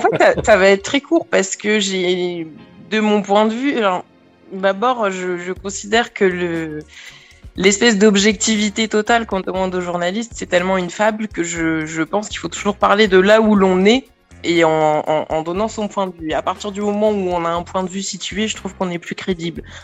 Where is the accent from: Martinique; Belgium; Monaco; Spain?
Martinique; je suis Martiniquais aussi, hein, donc euh, j'ai quand même beaucoup de familles